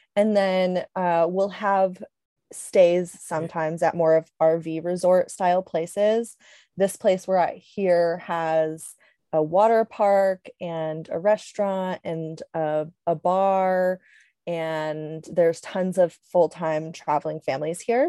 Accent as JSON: {"language": "English", "region": "Connecticut", "country": "United States", "tie": "born or raised there", "also_born_or_lived": "Switzerland / Alaska", "moved": "as an adult", "said": "I grew up in Connecticut"}